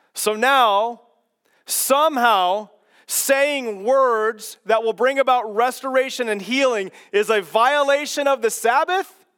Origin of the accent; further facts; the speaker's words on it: Kansas, United States; moved away; I was born and raised in Kansas